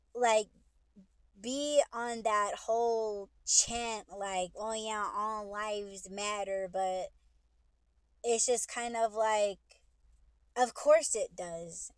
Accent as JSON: {"language": "English", "country": "United States", "said": "I'm Native American"}